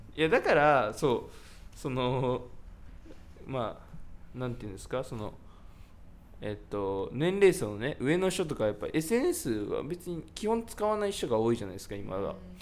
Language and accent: Japanese; Yamanashi, Japan; 僕はその山梨出身なんですけど